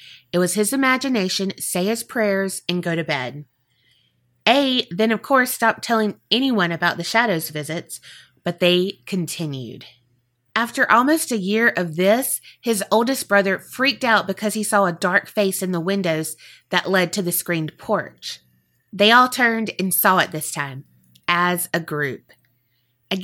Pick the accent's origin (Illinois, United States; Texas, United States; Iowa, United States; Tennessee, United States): Iowa, United States; We're from Iowa, so those aren't quite as common around here.